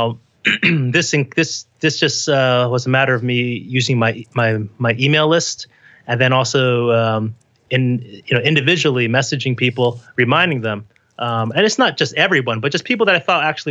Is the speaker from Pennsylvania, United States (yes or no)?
no; Parsippany, New Jersey, United States; moved away as an adult; also born or lived in Taipei, Taiwan / New York City; now in New York, United States; I was raised in the 80s and in New Jersey in a town called Parsippany